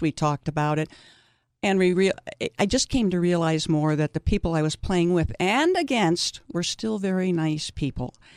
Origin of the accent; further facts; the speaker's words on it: East Coast, United States; now in Saint George, United States; I grew up on the East Coast